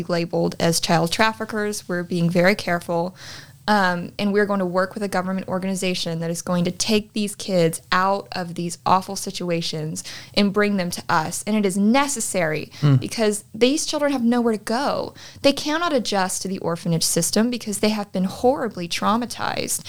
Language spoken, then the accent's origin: English; Texas, United States; we are from Texas